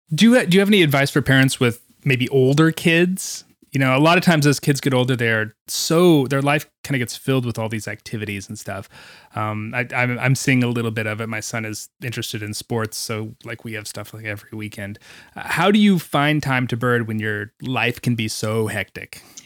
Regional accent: Greensboro, North Carolina, United States; my hometown of Greensboro

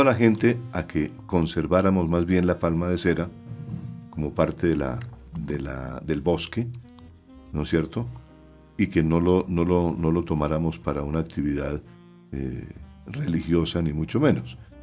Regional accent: Santander, Colombia; en mi pueblo, en Santander

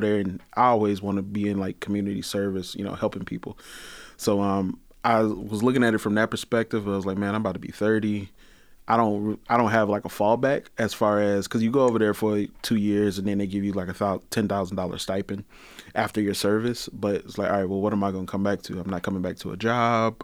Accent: Detroit, Michigan, United States; also born or lived in Pontiac, Michigan; I grew up in Detroit

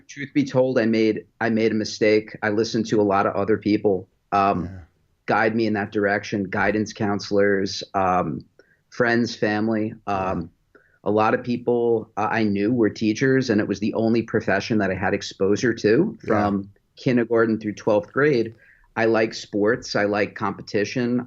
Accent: West Islip, New York, United States; moved away as an adult; now in Greenville, United States; So I was born in New York, grew up on Long Island

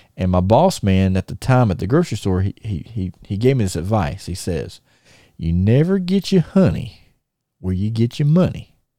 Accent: Thomasville, United States; we're in my hometown

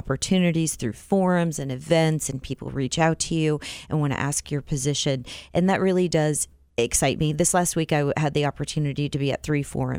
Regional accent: Iowa, United States; also born or lived in South Dakota; now in Wichita, United States; I grew up in Iowa

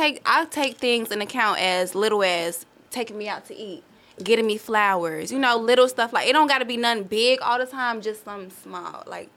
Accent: Chicago, Illinois, United States; now in Houston, United States; I'm from Chicago.

